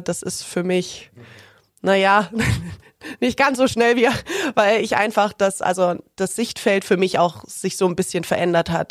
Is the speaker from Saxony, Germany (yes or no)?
no; Ilmenau, Thuringia, Germany; moved away as an adult; also born or lived in Erfurt; now in Augsburg, Germany; In der Stadt, wo ich aufgewachsen bin, Ilmenau